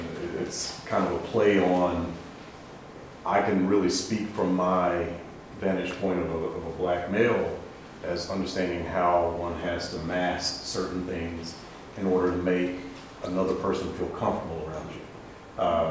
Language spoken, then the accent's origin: English; Dayton, Ohio, United States; I'm originally from Dayton, Ohio